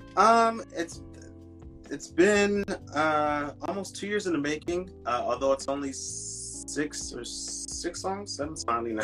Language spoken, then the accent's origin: English; Philadelphia, Pennsylvania, United States; I'm from Philadelphia, uh, Pennsylvania